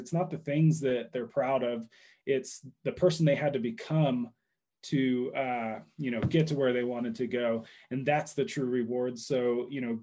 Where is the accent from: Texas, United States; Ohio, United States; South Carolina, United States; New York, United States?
Texas, United States; Dallas; I grew up in Dallas.